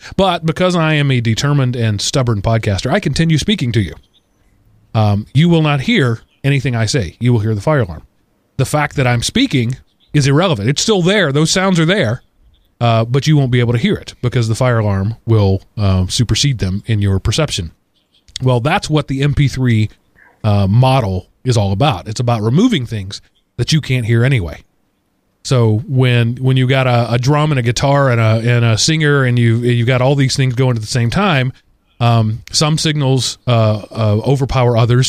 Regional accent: Texas, United States; moved away; I am a Texan who grew up in dry heat

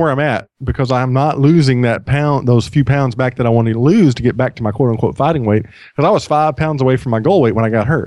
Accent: United States; I'm an American

